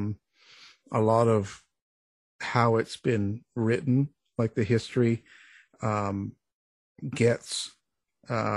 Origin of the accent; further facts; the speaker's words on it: Canada; I'm a Canadian boy